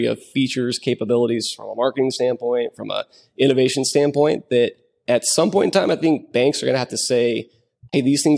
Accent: West Texas, United States; I'm from West Texas, and so I know the place that he's talking about, like San Angelo, Texas.

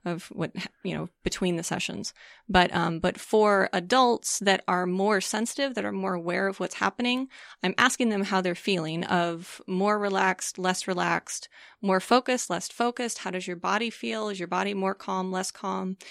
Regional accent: St. Louis, Missouri, United States; moved away; also born or lived in Colorado Springs, Colorado; I grew up in Saint Louis, Missouri

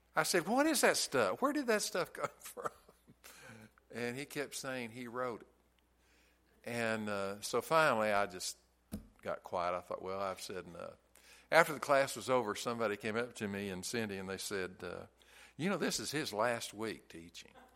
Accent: the South, United States; I'm from the South

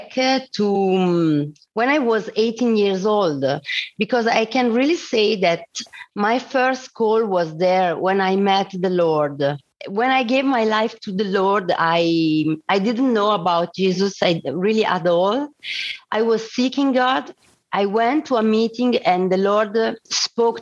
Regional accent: Lugano, Ticino, Switzerland; I was born here in Lugano, Switzerland. So it's the Italian side of the Switzerland. And I grew up, I did the school, and I went to university

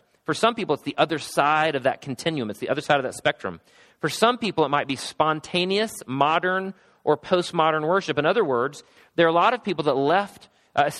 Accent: Travelers Rest, South Carolina, United States; I grew up in Travelers Rest, South Carolina

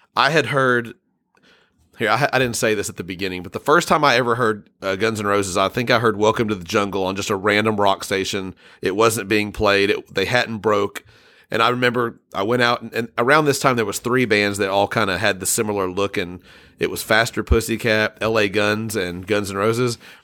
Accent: United States; being an American

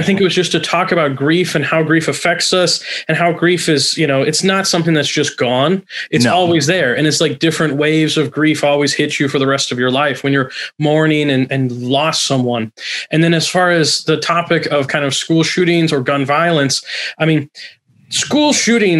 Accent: northern California, United States; also born or lived in Oregon / Chicago; now in Los Angeles, United States; I grew up in northern California on the border of California and Oregon

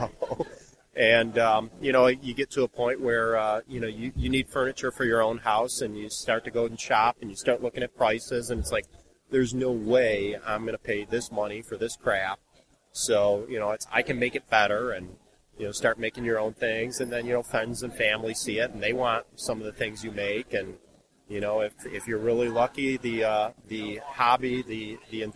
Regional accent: Buffalo, New York, United States; moved away; I'm originally from Buffalo, New York

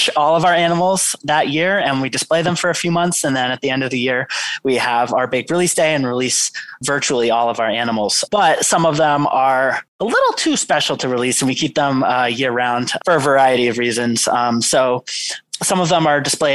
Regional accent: New York City, New York, United States; now in Nantucket, United States; I grew up in New York City

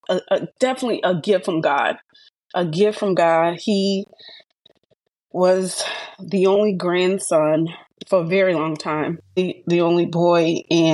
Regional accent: Hilton Head Island, South Carolina, United States; also born or lived in Charleston, South Carolina; I'm originally from Charleston, South Carolina, but I grew up in Hilton Head

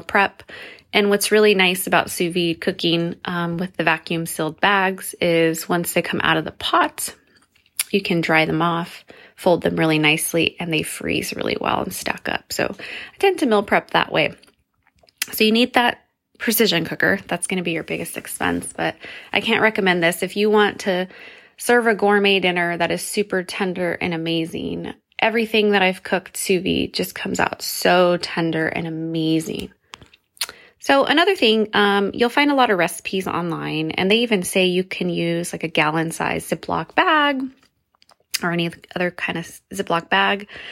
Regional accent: New Mexico, United States; I'm from New Mexico

